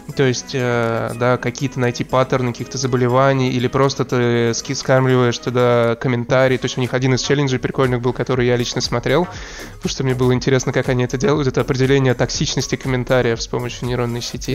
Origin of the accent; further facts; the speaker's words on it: Russia; now in Amsterdam, Netherlands; Я э, из России